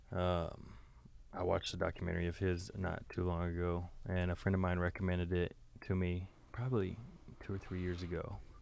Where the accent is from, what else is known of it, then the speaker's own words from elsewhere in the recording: the South, United States; moved away; growing up in the South, we had a lot of dogs